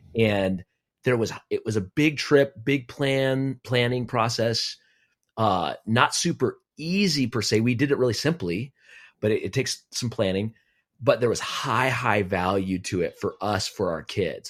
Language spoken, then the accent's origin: English; Aztec, New Mexico, United States; moved away as an adult; now in Kansas City, United States; I grew up in Aztec, New Mexico, my little hometown, uh, all of my life.